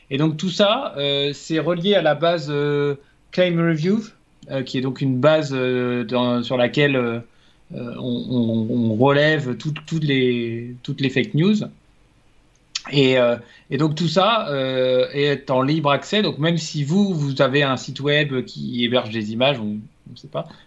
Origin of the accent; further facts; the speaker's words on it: France; bah, en tant que Français, j'aurais